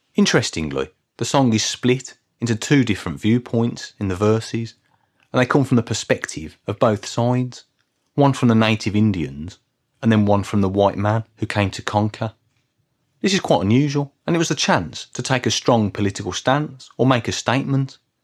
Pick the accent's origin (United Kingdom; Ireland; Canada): United Kingdom; Birmingham, West Midlands; I come from Birmingham